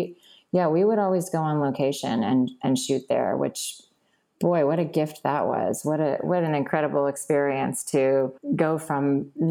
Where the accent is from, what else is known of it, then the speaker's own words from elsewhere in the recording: Virginia, United States; moved away; also born or lived in Boston; I was born in Boston, but I grew up in Virginia.